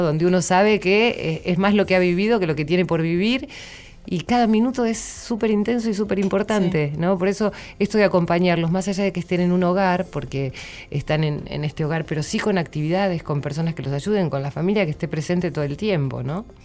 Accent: San Antonio de Areco, Buenos Aires Province, Argentina; yo soy de, de San Antonio de Areco

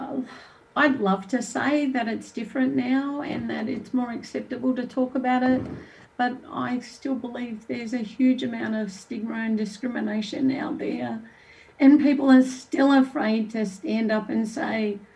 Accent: Australia; moved away; also born or lived in New Zealand; I'm Australian

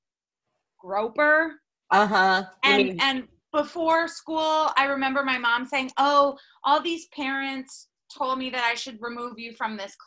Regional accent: Rochester, New York, United States; I grew up in Rochester, New York, and my mom is a nurse

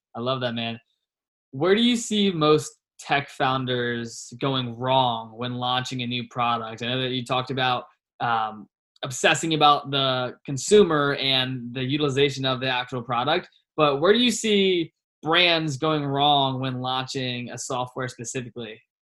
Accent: Virginia, United States; also born or lived in Richmond, Virginia; now in Scottsdale, United States; I'm from Virginia

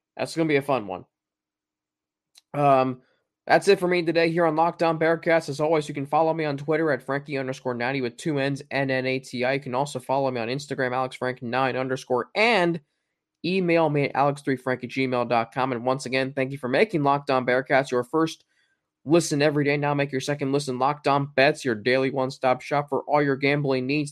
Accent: Cincinnati, Ohio, United States; born or raised there

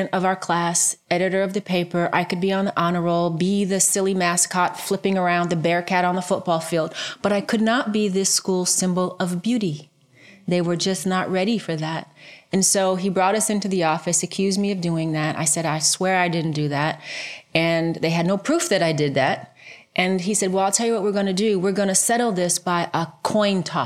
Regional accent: Cleveland, Ohio, United States; I was born in Cleveland, Ohio, well, a suburb of Cleveland, Ohio.

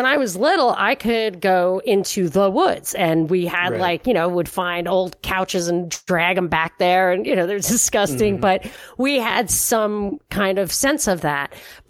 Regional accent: New York, United States; when I was growing up in New York, upstate New York, and from Rockland County.

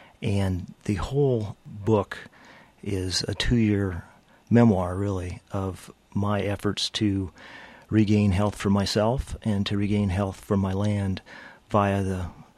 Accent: Rust Belt, United States; I was from the Rust Belt.

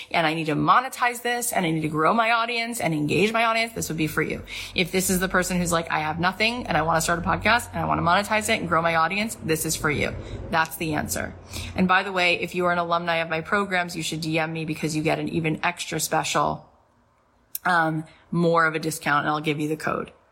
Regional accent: St. Louis, Missouri, United States; now in Los Angeles, United States; I am here in LA. I moved out here from St. Louis, period. And I am an actor this is what I do.

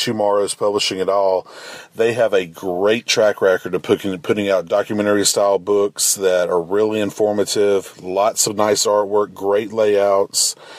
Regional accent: Mississippi, United States; I'm from Mississippi

